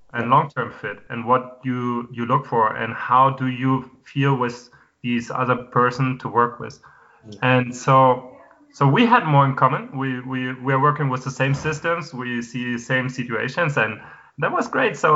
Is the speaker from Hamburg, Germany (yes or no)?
yes; Hamburg, Germany; now in Madrid, Spain; my hometown